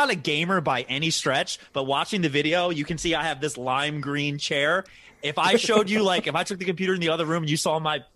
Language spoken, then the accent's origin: English; Baltimore, Maryland, United States; I'm from Baltimore